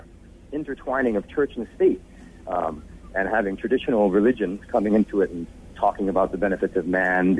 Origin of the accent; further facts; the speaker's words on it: Malaysia; I was born in Malaysia